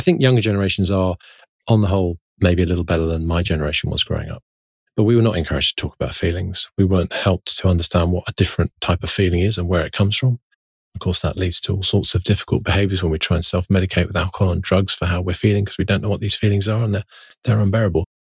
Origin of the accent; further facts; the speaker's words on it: London, United Kingdom; when I was growing up in London in the nineteen seventies and nineteen eighties